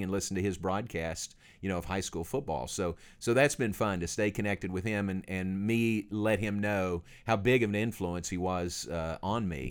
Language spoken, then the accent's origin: English; Kentucky, United States; moved away as an adult; now in Waco, United States; I grew up in Kentucky